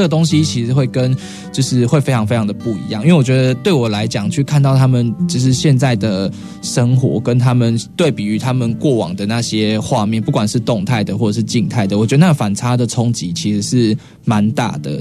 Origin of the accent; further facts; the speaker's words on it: Chiayi, Taiwan; 我们都是嘉义人